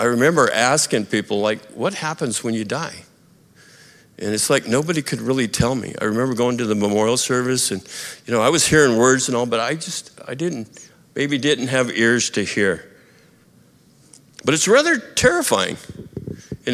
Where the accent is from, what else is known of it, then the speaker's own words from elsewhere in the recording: United States; also born or lived in Montana / Idaho; when I was growing up in Montana and Idaho